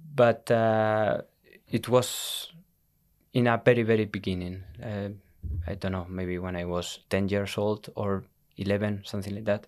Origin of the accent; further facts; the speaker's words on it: Tenerife, Canary Islands, Spain; English is a second language; moved away as an adult; also born or lived in Madrid, Spain; now in Iceland; was born in Madrid, mm-hmm. but uh, we moved uh, to Tenerife when I was uh, eight years old.